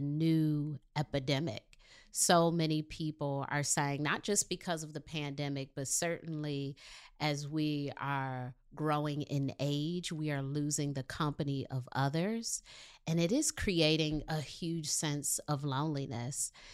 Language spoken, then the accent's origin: English; Detroit, Michigan, United States; I'm from Detroit